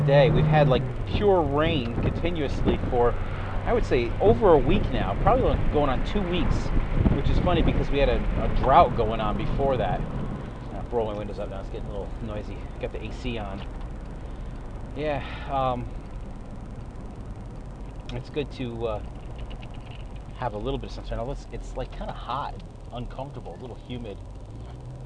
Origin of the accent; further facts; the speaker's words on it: United States; I'm definitely an American.